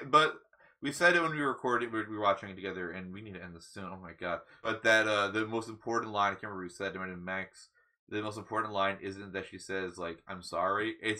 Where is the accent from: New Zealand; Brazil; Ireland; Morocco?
Ireland; And I'm Irish, so I can say, I don't know.